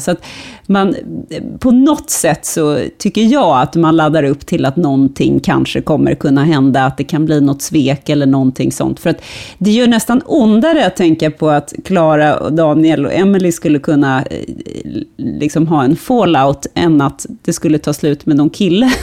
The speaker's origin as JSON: {"language": "Swedish", "town": "Stockholm", "region": "Stockholm County", "country": "Sweden", "said": "som stockholmare"}